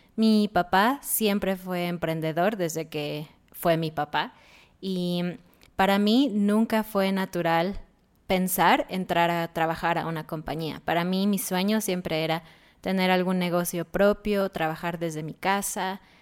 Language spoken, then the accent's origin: Spanish; Mexico; nosotros somos de México